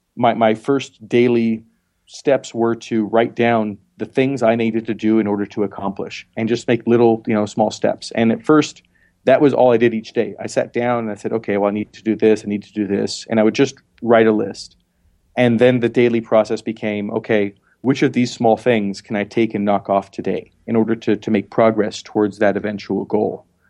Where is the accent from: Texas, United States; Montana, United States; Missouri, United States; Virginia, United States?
Montana, United States; also born or lived in Philadelphia; now in South Dakota, United States; I was born in Montana